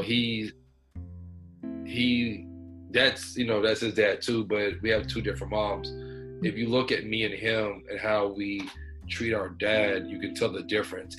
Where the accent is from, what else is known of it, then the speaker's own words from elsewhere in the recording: Houston, Texas, United States; I'm from Houston, Texas. Uh, I'm all over, honestly, but uh, I stay in Houston